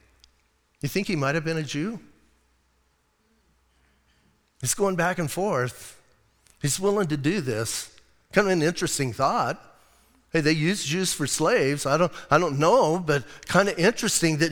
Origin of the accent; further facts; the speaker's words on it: Bisbee, Arizona, United States; moved away as an adult; now in Sierra Vista, United States; I was born in Bisbee. I'm going to die in Bisbee